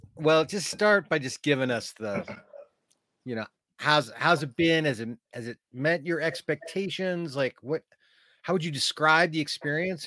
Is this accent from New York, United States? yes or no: no; Oregon, United States; I'm from Oregon, Western United States